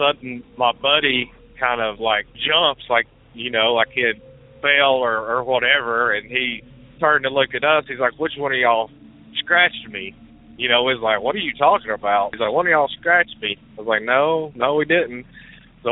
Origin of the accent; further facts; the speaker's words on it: Mars Hill, North Carolina, United States; I grew up right outside of Asheville in a little town called Mars Hill